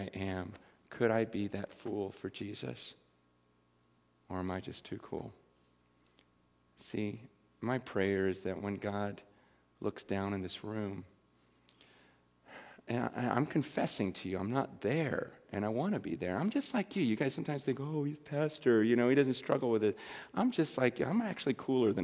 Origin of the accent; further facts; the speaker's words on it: Simi Valley, California, United States; I'm from Simi Valley, and I'm a lot older.